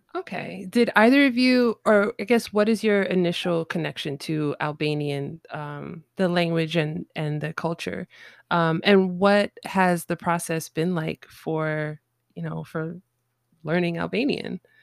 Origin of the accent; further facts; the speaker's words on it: New York City, New York, United States; I'm born and raised in New York City